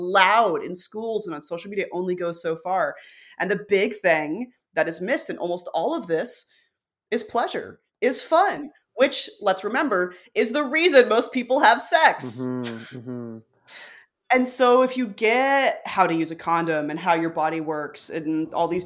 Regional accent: Arkansas, United States; I grew up in Arkansas.

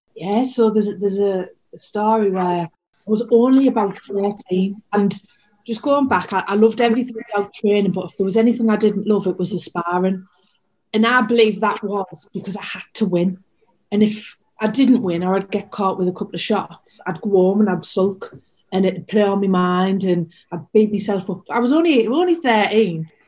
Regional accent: Hartlepool, North East England, United Kingdom; my hometown

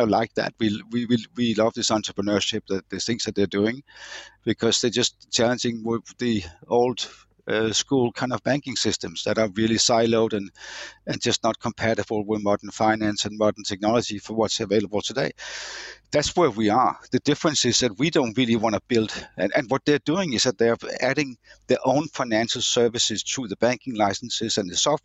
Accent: Denmark; our Danish DNA

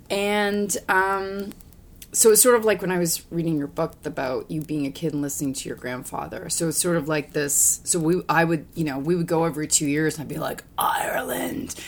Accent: Hamilton, Ontario, Canada; moved away as an adult; also born or lived in London, Ontario / Vancouver; now in United States; I was born in Hamilton, Ontario

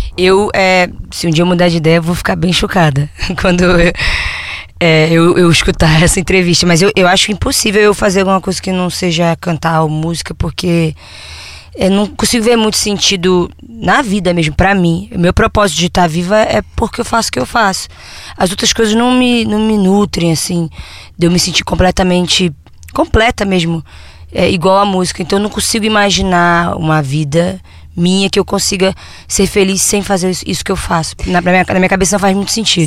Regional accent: Niterói, Rio de Janeiro, Brazil; now in Rio de Janeiro, Brazil; Que é de onde a gente vem, a gente é de Niterói.

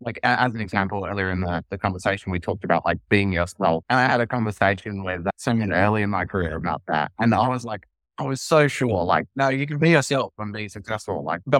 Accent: Australia; maybe it's partly being Australian or, you know, or whatever

